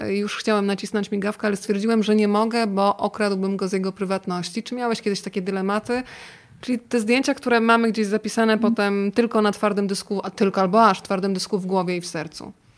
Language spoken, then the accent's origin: Polish; Rzeszów, Subcarpathian Voivodeship, Poland; now in Warsaw, Poland; ja pochodzę z Rzeszowa